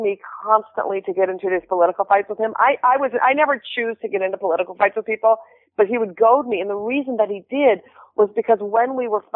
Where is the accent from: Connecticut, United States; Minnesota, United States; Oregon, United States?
Minnesota, United States; Minneapolis; I grew up in Minneapolis.